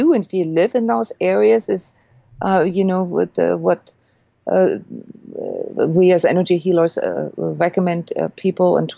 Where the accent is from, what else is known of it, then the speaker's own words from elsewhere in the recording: Iceland; moved away; I'm from Iceland. I grew up with earthquakes